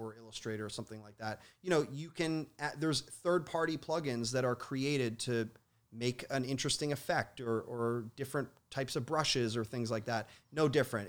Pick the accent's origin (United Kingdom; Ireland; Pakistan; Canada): Canada; Toronto, Ontario; I grew up in Toronto